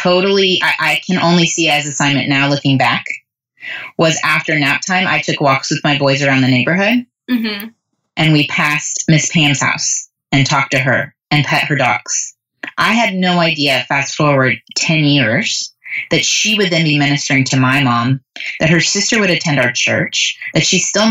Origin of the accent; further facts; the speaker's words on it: United States; as American young moms